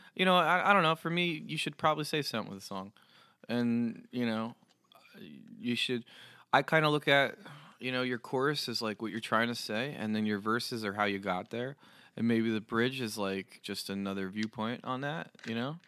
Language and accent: English; New Jersey, United States; I'm from New Jersey